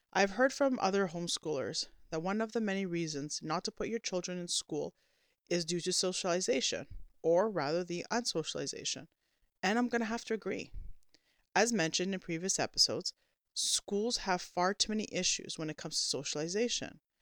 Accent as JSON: {"language": "English", "country": "Canada", "said": "as a Canadian Christian Orthodox homeschooling mother that also works"}